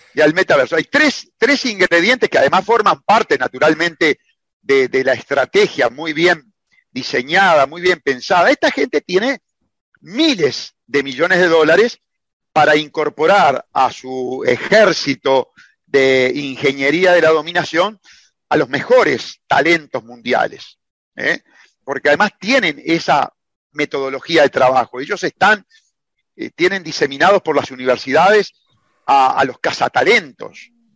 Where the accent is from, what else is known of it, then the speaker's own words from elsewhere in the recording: Uruguay; como lo pago yo en el Uruguay